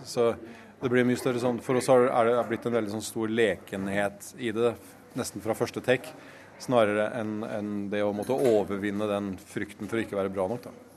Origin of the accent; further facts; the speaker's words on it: Halden, Østfold, Norway; moved away; mennesker som jeg har vokst opp med i Halden